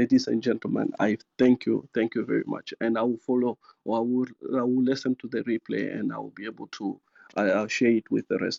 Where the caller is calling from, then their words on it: Zimbabwe; I'm finding myself, I'm still in Zimbabwe.